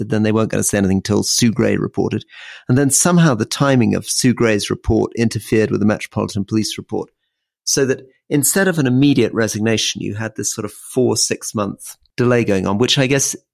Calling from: Kigali, Rwanda; And I'm speaking from Kigali in, in Rwanda.

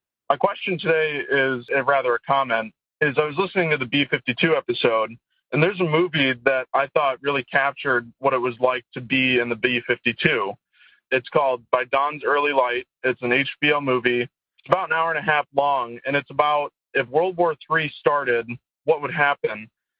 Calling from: Kalamazoo, Michigan, United States; I'm calling from Kalamazoo, Michigan.

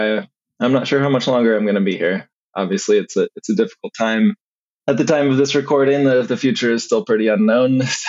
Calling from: Eugene, Oregon, United States; I am in Eugene, Oregon right now.

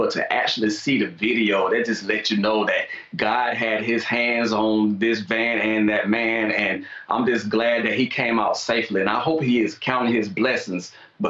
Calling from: Gulf Shores, Alabama, United States; I'm calling from Gulf Shores, Alabama

